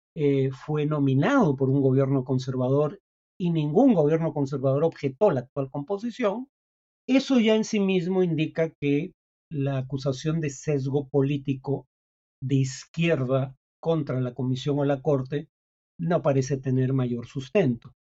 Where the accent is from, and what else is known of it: Peru